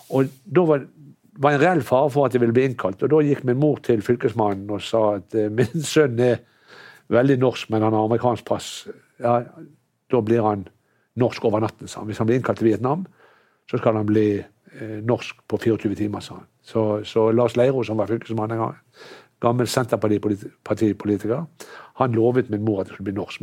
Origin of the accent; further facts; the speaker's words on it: Norway; jeg har vokst opp i Norge